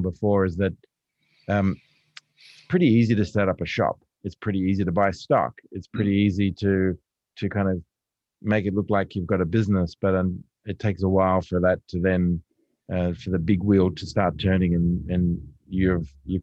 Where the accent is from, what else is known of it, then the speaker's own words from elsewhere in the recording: Lane Cove, New South Wales, Australia; I grew up in Lancôve